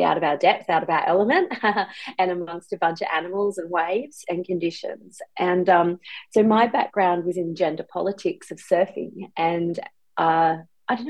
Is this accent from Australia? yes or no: yes; Byron Bay, New South Wales, Australia; I grew up in Byron Bay, and I learned to swim in the Byron Bay pool